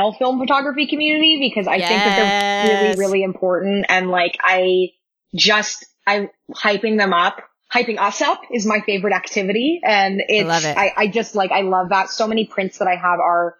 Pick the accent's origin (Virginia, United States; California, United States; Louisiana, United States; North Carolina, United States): California, United States; Fresno; moved away; I grew up in Fresno